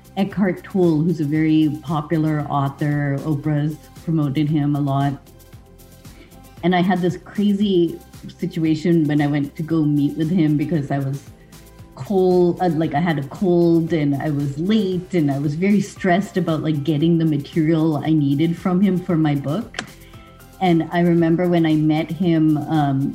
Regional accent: Lincoln, Massachusetts, United States; also born or lived in Winchester, Massachusetts; we grew up in Boston

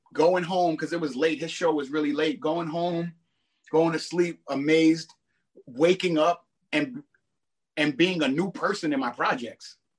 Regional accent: New York City, New York, United States; I'm from Brooklyn

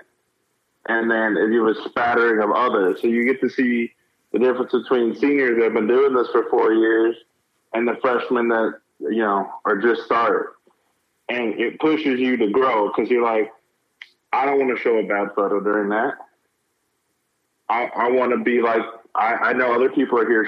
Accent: St. Louis, Missouri, United States; moved away as an adult; also born or lived in Western Kentucky; now in Tulsa, United States; originally, I grew up in St. Louis, Missouri

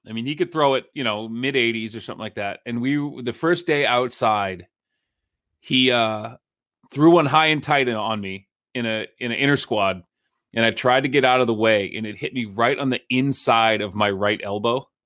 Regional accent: Nashua, New Hampshire, United States; I grew up with Jeff in Nashua

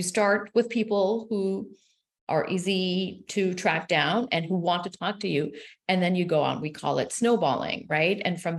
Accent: Israel; first language Hebrew; English is a second language; So what I do have in common with them is that I am originally from Israel and I'm a native speaker of Hebrew, but I was raised secular.

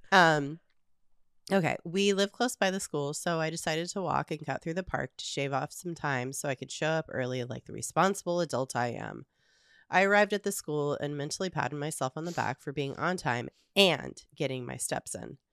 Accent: Southern California, United States; also born or lived in the mountains; I grew up in the suburbs in, in Southern California

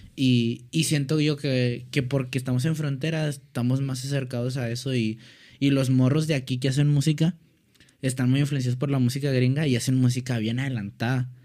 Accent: Ciudad Juárez, Chihuahua, Mexico; me paro mucho el cuello, la neta, de que soy de Juárez

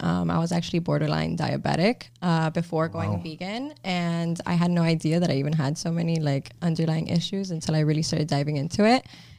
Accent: Miami, Florida, United States; also born or lived in Tallahassee, Florida; guys. I was born and raised in Miami, Florida. The only time I ever left was when I went to FSU.

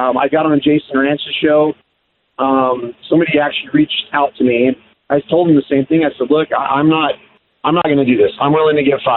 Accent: Keller, Texas, United States; now in Washington, United States; I grew up in Keller, Texas

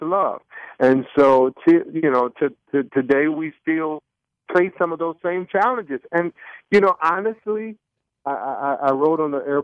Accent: Detroit, Michigan, United States; moved away; also born or lived in Charlotte, North Carolina; we were born and raised in Detroit, Michigan, predominantly a black situation, high school and all those things. And then we moved to Charlotte, North Carolina

